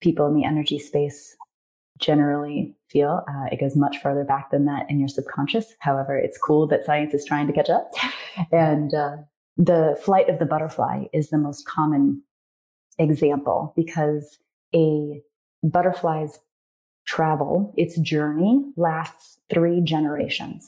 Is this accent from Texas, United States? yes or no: no; North Carolina, United States; moved away as an adult; also born or lived in Japan; now in Arizona, United States; I'm from North Carolina